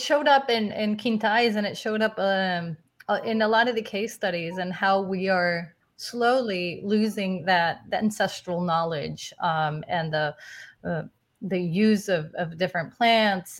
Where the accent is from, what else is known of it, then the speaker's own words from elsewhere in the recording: Guadalajara, Jalisco, Mexico; moved away; also born or lived in New York; I was born and raised in Guadalajara, Mexico, so I'm Latina myself